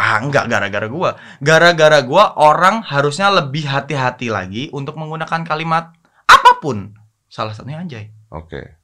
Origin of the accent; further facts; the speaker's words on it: Java, Indonesia; Asu, aku orang Jawa iso loh ngomong asu Kancok.